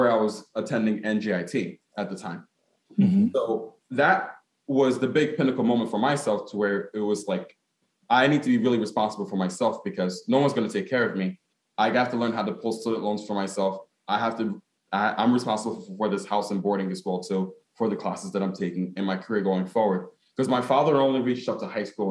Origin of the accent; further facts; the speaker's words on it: Newark, New Jersey, United States; as a Ghanaian American, in the sense that I was born in Newark, because my mom and my dad were born in Ghana